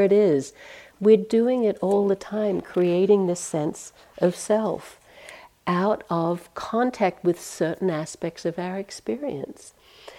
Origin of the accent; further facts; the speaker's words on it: Australia; now in United States; even as an Australian